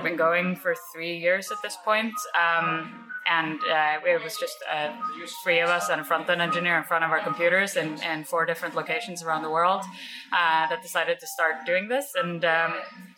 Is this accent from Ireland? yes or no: no; Norway; now in New York, United States; I am originally from Norway. Fairly nomadic, mostly based in New York.